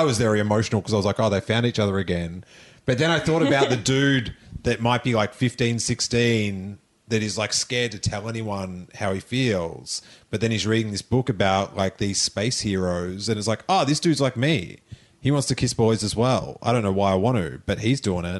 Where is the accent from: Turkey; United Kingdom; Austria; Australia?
Australia; moved away; growing up in Australia